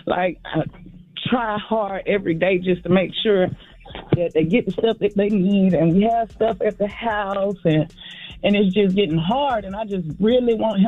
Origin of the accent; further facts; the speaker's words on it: Augusta, Georgia, United States; I'm from Augusta.